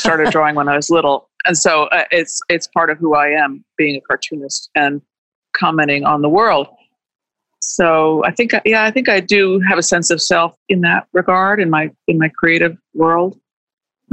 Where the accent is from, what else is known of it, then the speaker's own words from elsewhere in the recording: Washington, District of Columbia, United States; I grew up in Washington, D.C. in the middle of a lot of this stuff